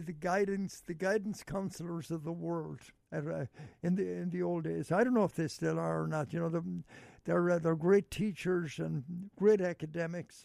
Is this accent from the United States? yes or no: no; Ireland; We Irish